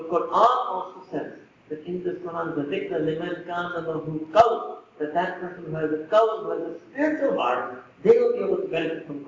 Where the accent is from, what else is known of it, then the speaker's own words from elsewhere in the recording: New York, United States; I was born in New York